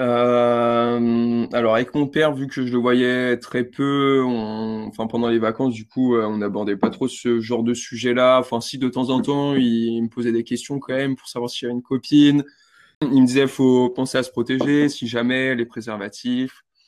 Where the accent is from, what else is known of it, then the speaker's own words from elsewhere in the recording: Val-de-Marne, south of Paris, Île-de-France, France; moved away as an adult; now in New Zealand; Je vis dans le 94, du coup, c'est au sud de Paris. J'étais chez mon père avant de partir. Et bah, je suis je suis français